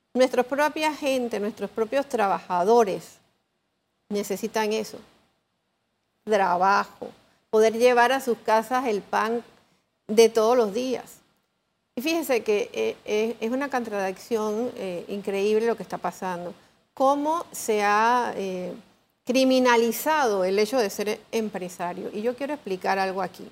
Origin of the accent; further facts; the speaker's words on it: Panama; como panameños